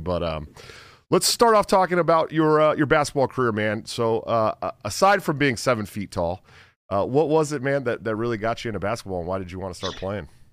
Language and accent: English; Antioch, California, United States; I'm from uh, Antioch, California, right outside of Oakland